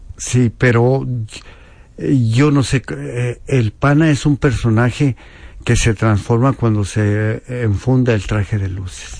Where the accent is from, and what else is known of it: Mexico